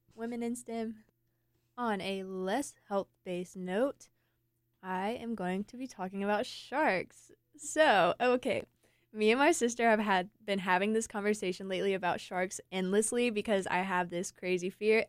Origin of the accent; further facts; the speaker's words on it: Eaton, North Carolina, United States; now in Raleigh, United States; I'm from Eaton. It's a lot flatter, a lot more rural